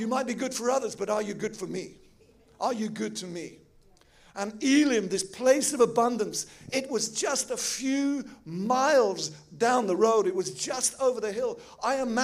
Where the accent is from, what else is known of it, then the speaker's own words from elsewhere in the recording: England, United Kingdom; now in Switzerland; I'm an English boy